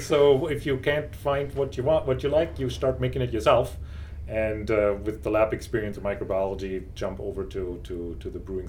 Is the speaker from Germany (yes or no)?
yes; Black Forest, Baden-Württemberg, Germany; moved away as an adult; also born or lived in Tucson, Arizona; now in United States; I grew up in Germany, grew up in the Black Forest, and moved to the United States a good 20 years ago now, dating myself here. I came here for graduate school.